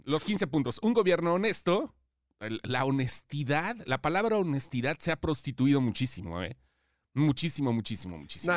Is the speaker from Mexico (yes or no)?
yes; Mexico; todos somos mexicanos